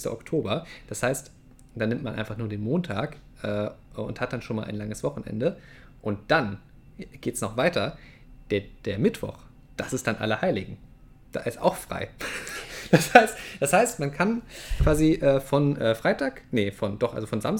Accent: Saxony, Germany; ich komme ja aus Sachsen ursprünglich, da ist das auf jeden Fall ein Feiertag, in Nordrhein-Westfalen eigentlich nicht.

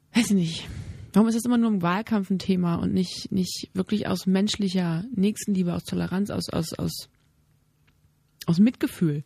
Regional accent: Germany; als Mutter und auch als, als Deutsche, als Bürger

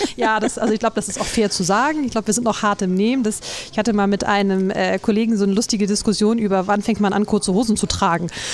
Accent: Northern Germany, Germany; als Norddeutscher

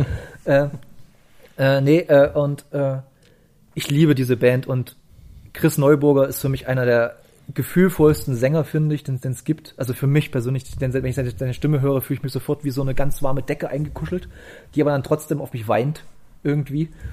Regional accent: East Germany, Germany; ich als Ostdeutscher

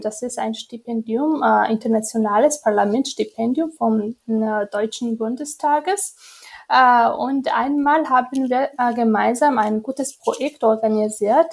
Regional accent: Georgia; German is a second language

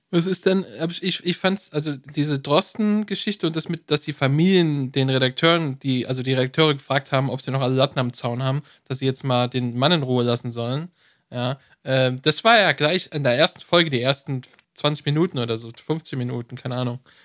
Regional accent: Germany; bei uns in Deutschland

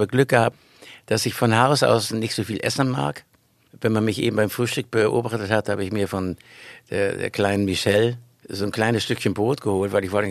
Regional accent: Nauen, Brandenburg, Germany; now in Schleswig-Holstein, Germany; Ich bin eigentlich in Nauen geboren. Da hat er zufällig noch einen Kreissaal aufgetan. War er der Geburtshelfer. Meine Mutter hat ordentlich mitgespielt. Und so bin ich hier aufgewachsen in, in, und dann aus Berlin raus nach Schleswig-Holstein.

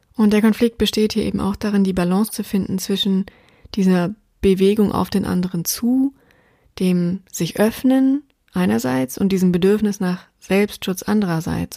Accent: Taunus, around Frankfurt am Main, Hesse, Germany; moved away; ich ja im Moment immer noch in meiner alten Heimat bin, im Taunus rund um Frankfurt am Main

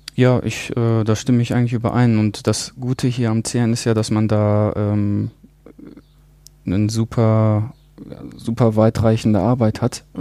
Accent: Germany; now in Geneva, Switzerland; als Deutscher

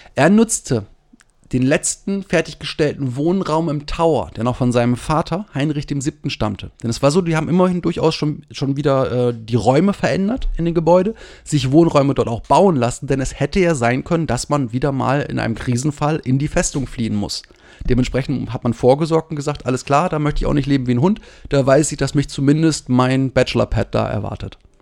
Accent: Germany; als Deutscher

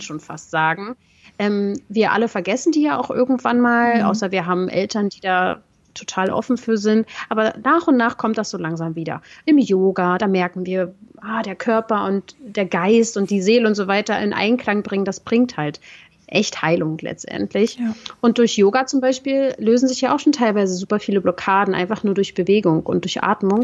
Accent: Berlin, Germany; aus Berlin, wo ich herkomme

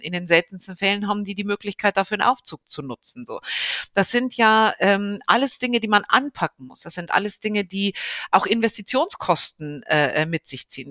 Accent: Bavaria, Germany; moved away as an adult; also born or lived in Rhineland, North Rhine-Westphalia; now in North Rhine-Westphalia, Germany; ich bin äh, gebürtige Bayerin und äh, jetzt im Rheinland zu Hause

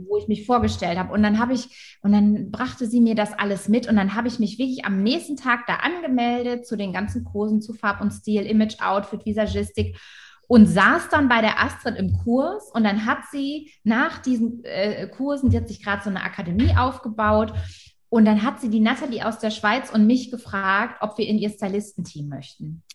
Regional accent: Wilhelmshaven, Lower Saxony, Germany; Da bin ich aufgewachsen in Wilhelmshaven

